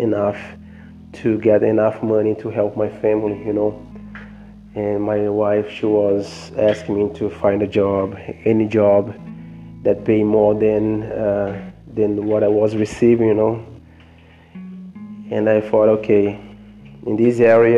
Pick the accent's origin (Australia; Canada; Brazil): Brazil; English is a second language; also born or lived in New York, United States; I learned English over there. I just left Brazil